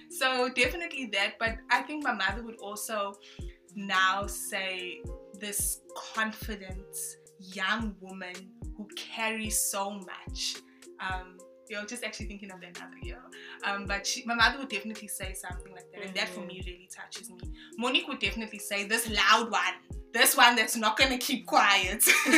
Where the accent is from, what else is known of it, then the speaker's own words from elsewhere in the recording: Durban, KwaZulu-Natal, South Africa; first language French; also born or lived in Congo / Zambia; I'm from Sydenham, born and bred in Durban